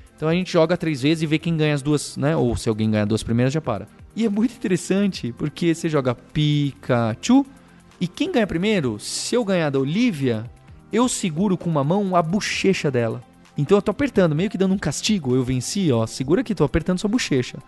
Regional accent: São Paulo, Brazil; A primeira cidade, a melhor cidade do mundo é a São Paulo, é onde eu nasci, onde eu cresci e onde eu vivo

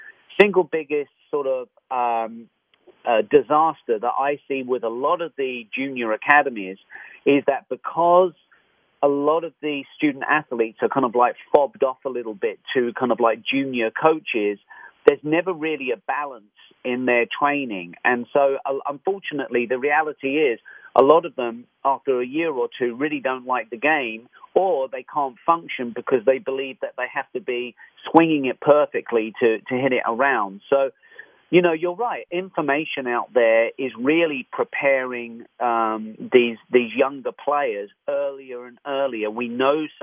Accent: London, United Kingdom; moved away; I'm from London, England.

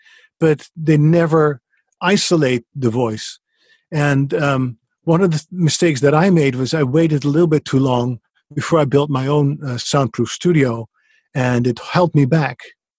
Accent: Netherlands; English is a second language; moved away as an adult; But basically the story was that I came from the Netherlands after a career in radio, and I really missed a microphone.

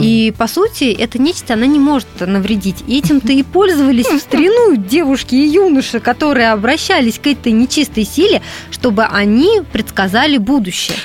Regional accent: Russia; я вот э, выросла в Финской области, у нас раньше действительно ходили ряженые

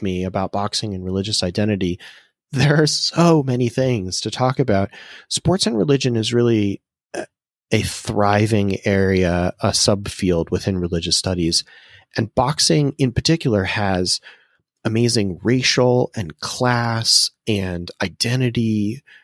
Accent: Massachusetts, United States; I'm from Massachusetts

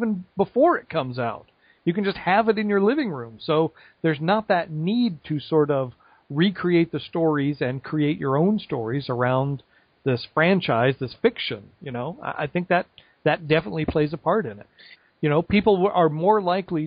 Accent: Oklahoma, United States; moved away; I am from Oklahoma. I grew up there my whole life.

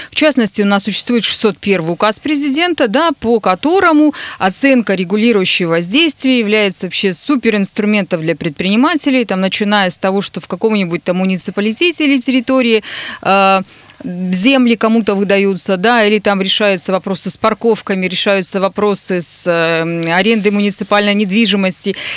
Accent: Nizhny Tagil, Sverdlovsk Oblast, Russia; now in Yekaterinburg, Russia; Нижний Тагил, мой родной город

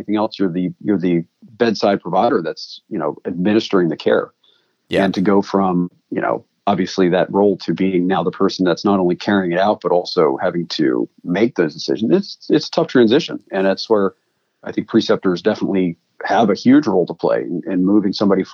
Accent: East Coast, United States; moved away; I come from the East Coast where please and thank you are optional.

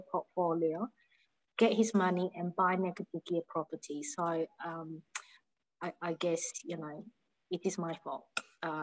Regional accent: Malaysia; moved away as an adult; now in Australia; I'm originally from Malaysia. So I've been in Australia since 1993

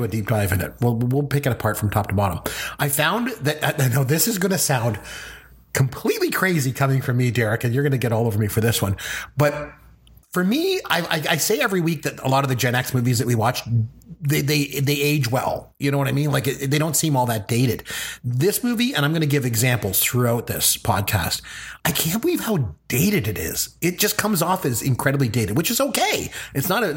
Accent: Canada; I'm a Canadian

